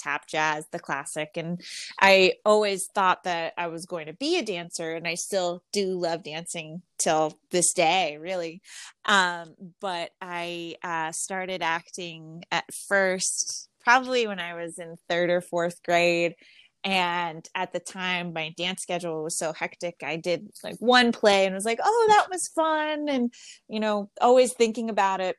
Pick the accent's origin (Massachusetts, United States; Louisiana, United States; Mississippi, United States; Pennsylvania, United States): Massachusetts, United States; Boston; moved away as an adult; also born or lived in Somerville, Massachusetts / Winchester, Massachusetts / Amherst, Massachusetts; now in Los Angeles, United States; I grew up in Boston and Winchester and so mostly not Boston proper, but Somerville and Winchester